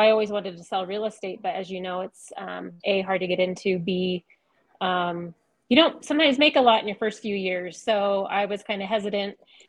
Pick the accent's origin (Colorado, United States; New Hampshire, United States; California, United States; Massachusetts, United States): Colorado, United States; Loveland; I'm from Northern Colorado originally. I grew up in Loveland